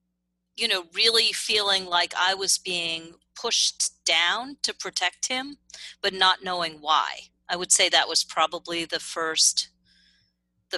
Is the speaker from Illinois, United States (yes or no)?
no; New York City, New York, United States; I grew up privileged. I grew up in Manhattan